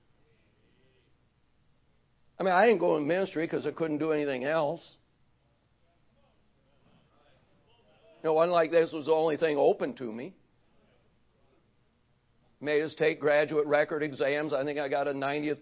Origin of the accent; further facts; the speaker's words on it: Racine, Wisconsin, United States; also born or lived in Cleveland, Ohio; I was born in Cleveland, Ohio, moved to Racine, Wisconsin when I was 4 years old